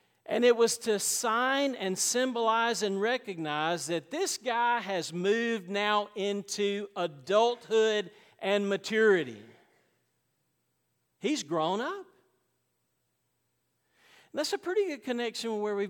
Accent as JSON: {"language": "English", "country": "United States", "said": "I'm an American, but I'm first a Christian"}